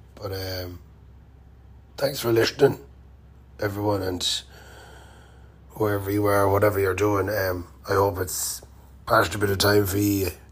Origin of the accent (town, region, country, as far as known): Ireland